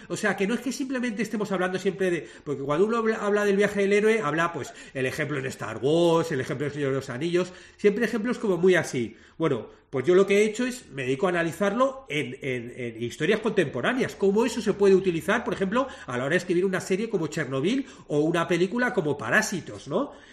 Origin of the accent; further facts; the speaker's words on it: Madrid, Community of Madrid, Spain; moved away as an adult; now in Montevideo, Uruguay; yo soy madrileño, soy español, pero, pero desde hace 10 años vivo en Montevideo